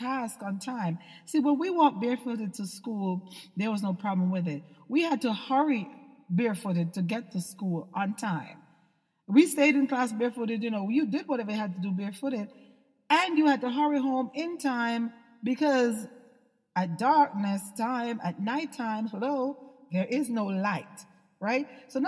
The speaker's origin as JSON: {"language": "English", "country": "Jamaica", "tie": "born or raised there", "said": "when I was a little girl, I had no shoes. I'm from Jamaica"}